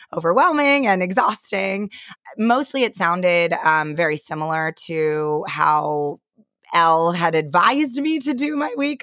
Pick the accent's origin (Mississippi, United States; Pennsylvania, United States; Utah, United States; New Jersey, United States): Pennsylvania, United States; moved away; a couple of my girlfriends still live, you know, around where I grew up in Pennsylvania